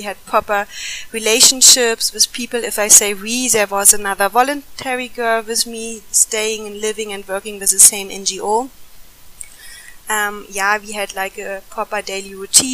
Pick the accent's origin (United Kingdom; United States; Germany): Germany; moved away as an adult; now in India; I'm originally from Germany.